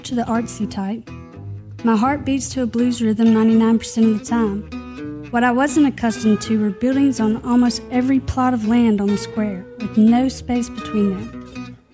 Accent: Clarksdale, Mississippi, United States; now in Oxford, United States; my hometown of Clarksdale

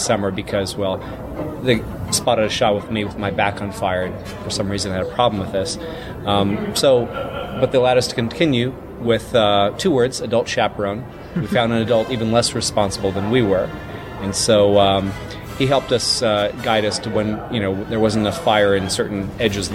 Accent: southern Mississippi, United States; As a 11 and 12-year-old, respectively, growing up in Mississippi in the 80s

